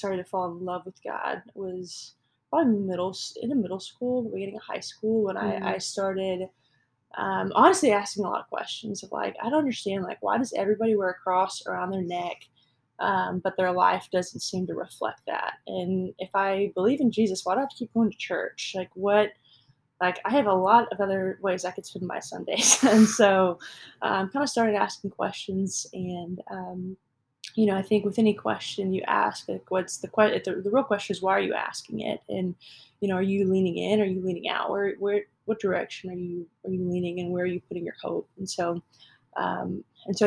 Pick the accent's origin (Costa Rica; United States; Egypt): United States; Houston, Texas; I grew up here in Houston. Lived here my whole life